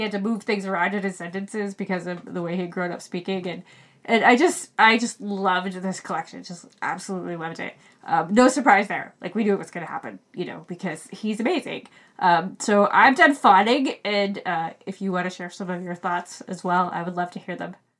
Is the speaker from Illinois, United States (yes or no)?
no; Maine, United States; we're both from Maine. And so even though we grew up in Maine